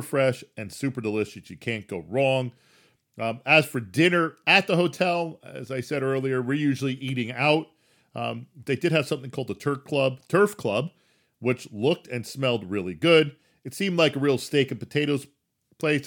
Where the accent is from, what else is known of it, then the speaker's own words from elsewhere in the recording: New Jersey, United States; I'm a native New Jerseyan.